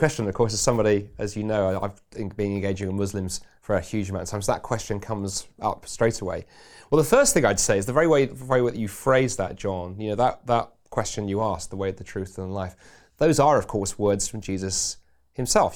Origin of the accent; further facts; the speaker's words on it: England, United Kingdom; now in Scotland; being an Englishman